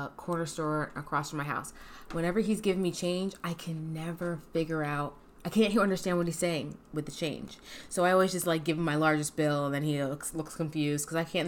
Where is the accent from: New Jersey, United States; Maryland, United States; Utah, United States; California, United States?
Maryland, United States; moved away; I'm from Maryland